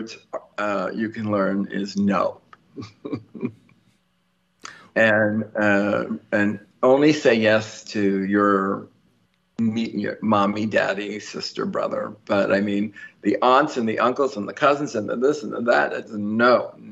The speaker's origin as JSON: {"language": "English", "region": "New York", "country": "United States", "said": "I'm a New Yorker"}